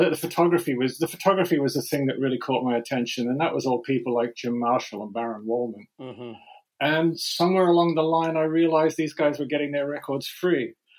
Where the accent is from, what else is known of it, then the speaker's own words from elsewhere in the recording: Sydney, New South Wales, Australia; born there; I was born in Sydney, Australia.